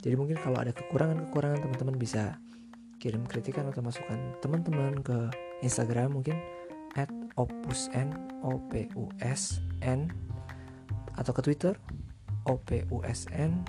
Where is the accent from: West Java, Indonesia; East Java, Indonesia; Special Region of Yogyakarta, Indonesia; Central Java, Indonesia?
West Java, Indonesia; Cirebon; …nya pakai Ki. Salah, …nya pakai K bukan pakai Ki. Saya dari Cirebon.